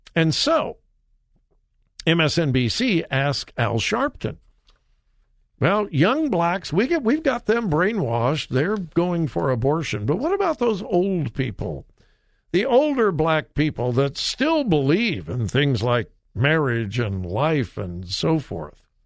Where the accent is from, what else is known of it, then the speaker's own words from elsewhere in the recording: Compton, California, United States; I grew up in Southern California and I was in Compton